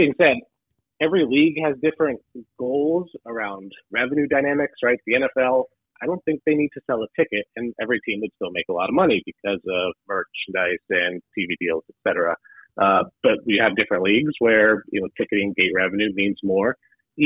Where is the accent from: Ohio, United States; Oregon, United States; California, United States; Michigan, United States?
Michigan, United States; Detroit; I'm from Detroit, Michigan.